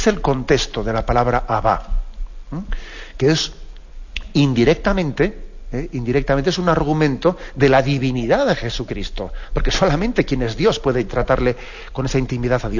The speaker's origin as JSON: {"language": "Spanish", "region": "Basque Country", "country": "Spain", "said": "yo que soy vasco, pues también sé que, existe una, una, traducción de que es aitá, aitacho"}